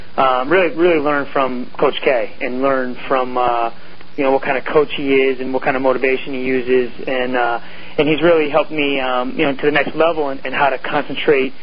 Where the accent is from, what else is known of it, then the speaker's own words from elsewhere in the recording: Longmeadow, Massachusetts, United States; I grew up in a town where in Longmeadow, Mass, where there was a lot of sports being played